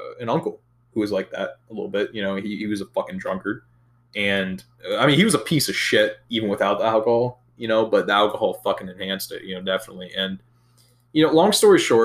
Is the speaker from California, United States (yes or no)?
no; Wisconsin, United States; moved away; I'm originally from Wisconsin